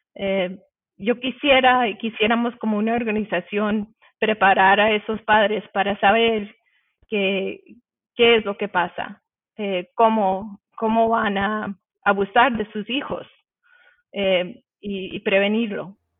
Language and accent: Spanish; Colombia; yo vengo de Colombia